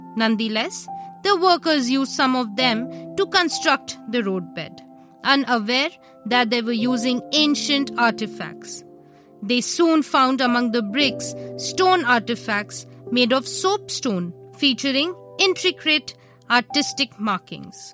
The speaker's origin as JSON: {"language": "English", "country": "India", "said": "We, as Indians"}